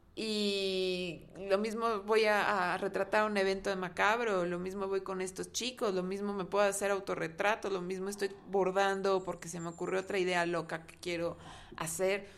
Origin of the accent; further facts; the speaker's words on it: Mexico; nuestra mentalidad como mexicanos